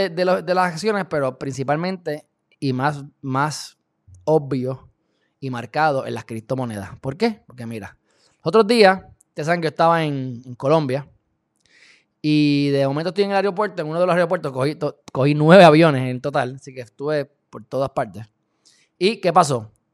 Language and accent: Spanish; Puerto Rico; Yo soy puertorriqueño, mi papá es cubano, pero yo soy hijo del planeta Tierra